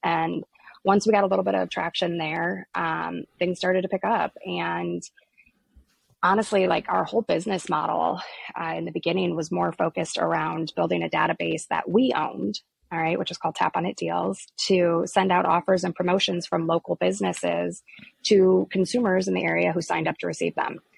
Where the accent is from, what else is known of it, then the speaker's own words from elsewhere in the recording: Iowa, United States; I was born and raised here in Iowa, which is where our company is actually located